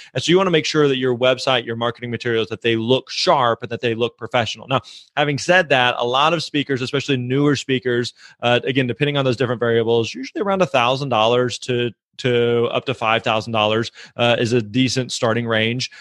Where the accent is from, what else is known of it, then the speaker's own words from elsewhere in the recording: Missouri, United States; I'm actually from Missouri, uh, and growing up, I was really involved with my local church